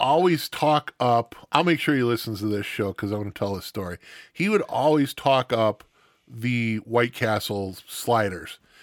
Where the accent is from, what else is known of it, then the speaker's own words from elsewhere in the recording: Stevens Point, Wisconsin, United States; also born or lived in Milwaukee; I grew up in Stevens Point area